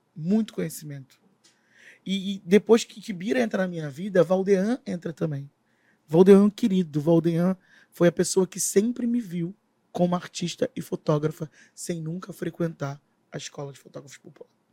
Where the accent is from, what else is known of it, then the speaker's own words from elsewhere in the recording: Rio de Janeiro, Brazil; Moro. Moro na Maré